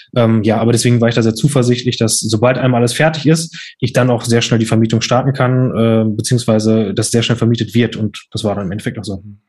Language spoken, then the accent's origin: German; Lünen, North Rhine-Westphalia, Germany; in Lünen hier, weil ich ja dort nicht aufgewachsen bin